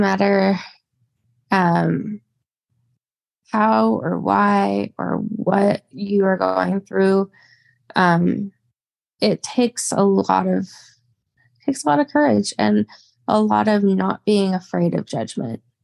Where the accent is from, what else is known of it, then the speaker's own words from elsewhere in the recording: Spokane, Washington, United States; I've been born and raised in Spokane, Washington.